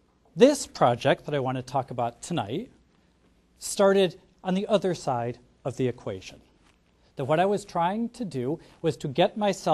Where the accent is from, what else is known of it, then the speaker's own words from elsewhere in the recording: Detroit, Michigan, United States; I'm from Detroit. I can make those jokes.